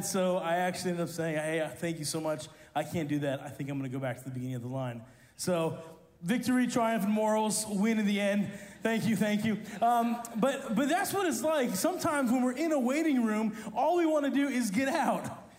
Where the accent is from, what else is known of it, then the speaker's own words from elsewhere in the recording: Italy; See, people call me … because I grew up in Italy. My parents are missionaries there.